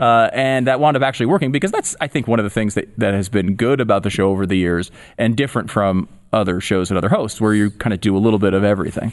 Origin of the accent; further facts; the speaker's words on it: Connecticut, United States; moved away as an adult; also born or lived in Tampa, Florida; I grew up in Connecticut